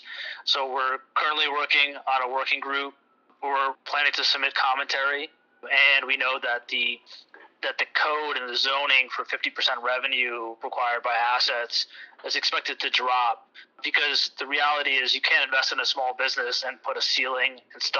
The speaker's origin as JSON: {"language": "English", "region": "New Jersey", "country": "United States", "tie": "born or raised there", "said": "My partner and I were born and raised in the state"}